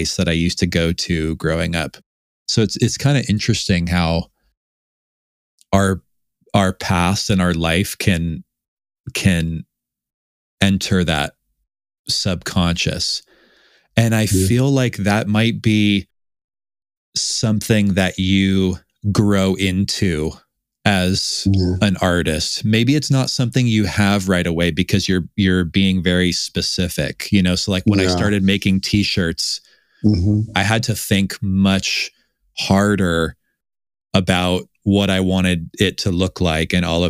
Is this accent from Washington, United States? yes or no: yes; Tacoma, Washington, United States; I grew up in Seattle. Outside of Seattle, Tacoma